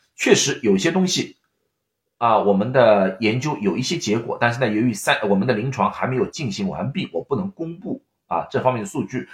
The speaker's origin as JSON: {"language": "Chinese", "country": "China", "said": "我们中国人"}